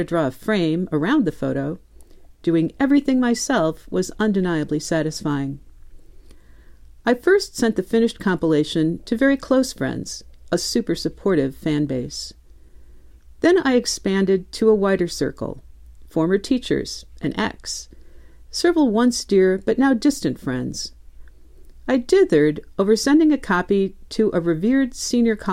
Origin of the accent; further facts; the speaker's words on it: Midwest, United States; moved away; I'm originally a Midwesterner